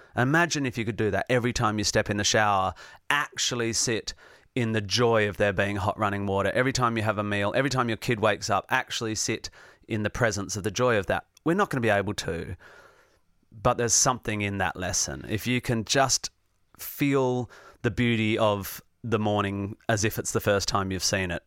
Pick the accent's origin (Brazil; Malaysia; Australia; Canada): Australia; Perth, Western Australia; also born or lived in Northampton, England; by the time I was one, I was back in Perth, West Australia.